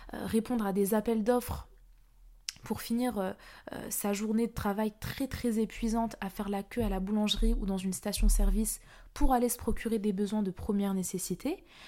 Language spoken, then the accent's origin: French; Paris, Île-de-France, France; moi-même je suis parisienne